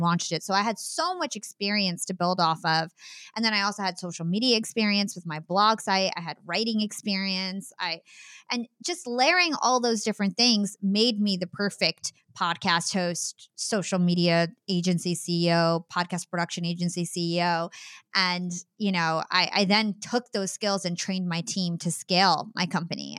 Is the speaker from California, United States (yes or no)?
no; New Jersey, United States; also born or lived in Brooklyn, New York; my family, we are from New Jersey